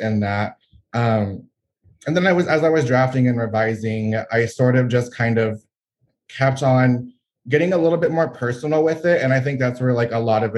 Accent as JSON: {"language": "English", "region": "Gulf Coast of Texas", "country": "United States", "tie": "born or raised there", "also_born_or_lived": "San Antonio, Texas", "said": "I am a Texan born and raised along the Gulf Coast. I'm currently residing in San Antonio, Texas"}